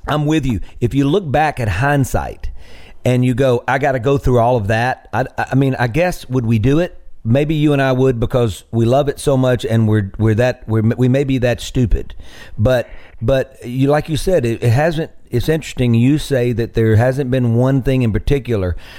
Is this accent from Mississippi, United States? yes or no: yes; Greenville, Mississippi, United States; moved away as an adult; also born or lived in Nashville; my hometown of Greenville